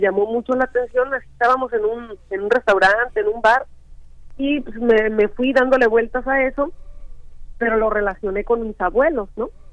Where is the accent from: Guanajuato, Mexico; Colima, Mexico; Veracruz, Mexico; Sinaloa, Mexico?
Veracruz, Mexico; Chicontepec; Yo crecí en un en un rancho muy pequeño de la Huasteca Veracruzana que pertenece al municipio de Chicontepec, Veracruz